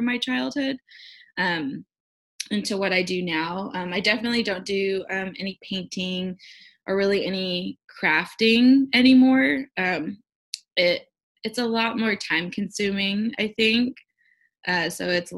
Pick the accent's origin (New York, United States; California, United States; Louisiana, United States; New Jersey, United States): California, United States; Southern; I actually grew up in Southern California